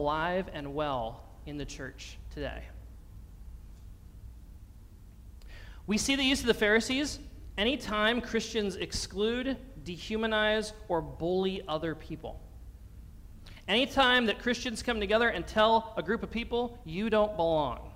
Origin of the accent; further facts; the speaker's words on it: Pennsylvania, United States; my home state of Pennsylvania